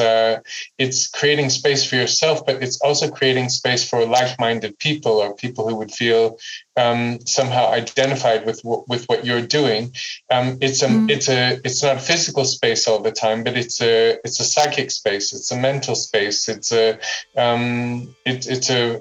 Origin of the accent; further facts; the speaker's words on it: United States; now in Amsterdam, Netherlands; growing up in the United States